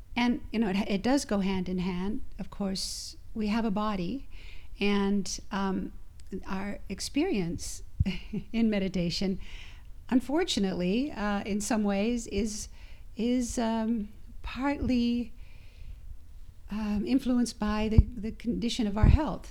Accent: Idaho, United States; also born or lived in Utah; I'm from Idaho.

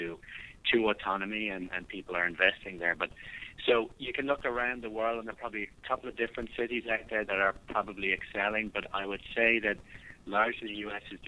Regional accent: Ireland; moved away as an adult; now in United States; I don't know if you can still hear the accent, but I'm from Ireland originally

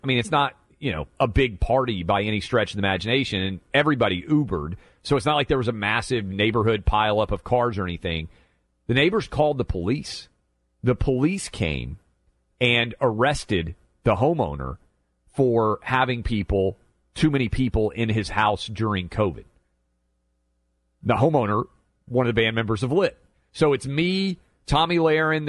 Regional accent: Nashville, Tennessee, United States; I'm born and raised in Nashville

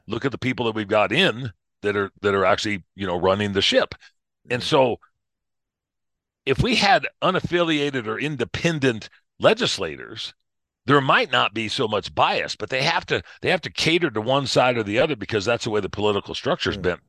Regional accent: Missouri, United States; now in Colorado, United States; Originally, uh born in Missouri

